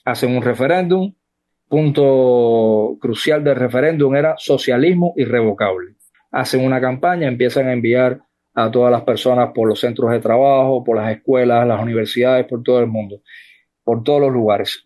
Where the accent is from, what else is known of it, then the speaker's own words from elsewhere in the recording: Sagua la Grande, Villa Clara, Cuba; moved away as an adult; also born or lived in Santiago de las Vegas, Havana; now in Costa Rica; Yo nací en Sagua la Grande